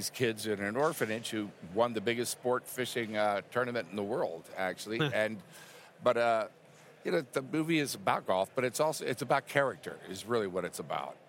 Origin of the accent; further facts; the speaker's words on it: Houston, Texas, United States; Yeah, I'm from Houston originally.